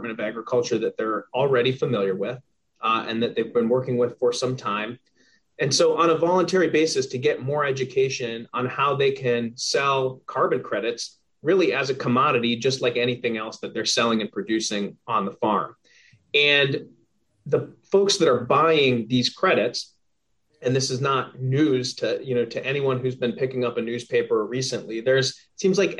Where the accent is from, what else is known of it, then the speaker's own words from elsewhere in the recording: Minnesota, United States; I grew up in Minnesota